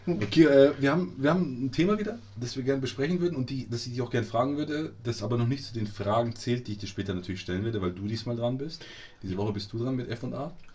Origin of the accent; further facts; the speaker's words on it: Munich, Bavaria, Germany; hier bei uns in München